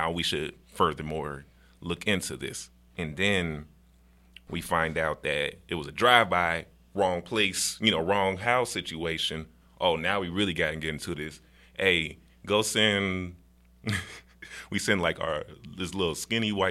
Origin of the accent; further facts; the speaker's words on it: Chicago, Illinois, United States; moved away; also born or lived in Grambling, Louisiana; growing up in Chicago